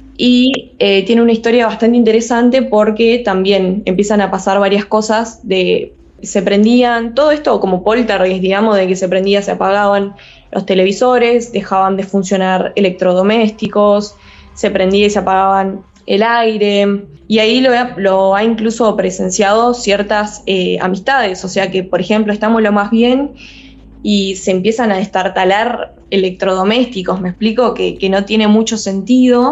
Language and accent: Spanish; Entre Ríos, Argentina; moved away as an adult; now in Rosario, Argentina; soy de Entre Ríos, vivo ahí, digamos, eh, pero por, digamos, cuestiones de estudio, estoy viviendo ahora en Rosario